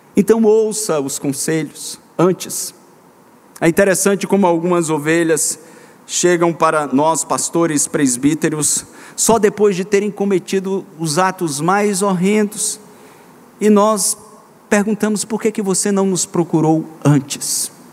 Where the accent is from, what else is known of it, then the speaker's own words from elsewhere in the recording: Minas Gerais, Brazil; eu fui criado em Minas Gerais